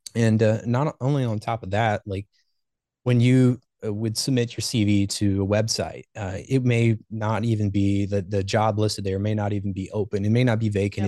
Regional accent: Ohio, United States; also born or lived in Baltimore, Maryland; I was born and raised in Ohio.

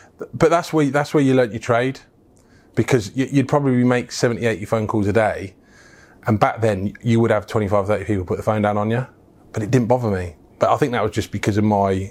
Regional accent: Wellingborough, East Midlands, United Kingdom; also born or lived in Birkenhead / Bromborough / Liverpool; Wellingborough is my hometown

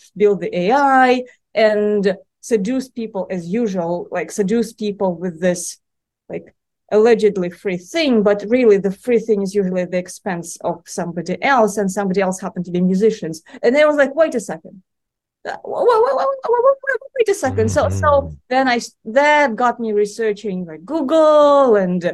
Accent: Moscow, Russia; moved away as an adult; now in United States; I was born and raised in Moscow, and I've spent most of my adult life in the United States.

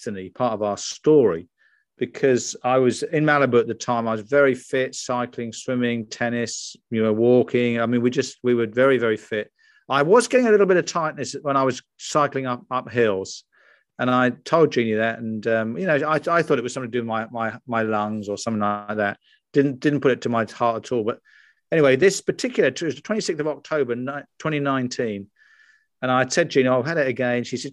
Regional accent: United Kingdom; moved away as an adult; also born or lived in United States; you can tell from my accent, I'm from across the pond. I'm dual nationality as well. I lived in America for 20 years. First 44 were in the UK

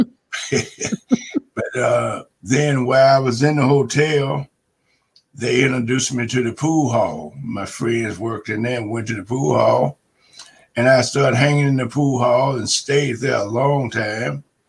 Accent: Chattanooga, Tennessee, United States; I grew up in Chattanooga, Tennessee.

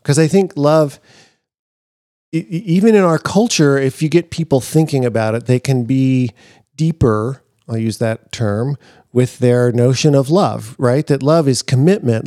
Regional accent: Seattle, Washington, United States; I grew up in Seattle.

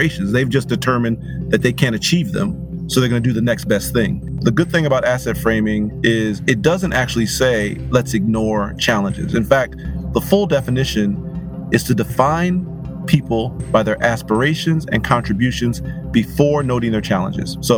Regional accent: Pontiac, Michigan, United States; I was born and raised in Pontiac, Michigan

